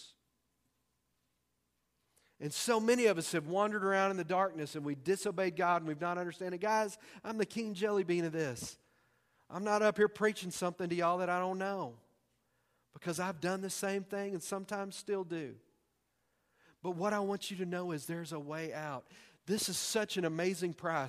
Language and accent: English; Texas, United States; I'm from Texas. We make up words.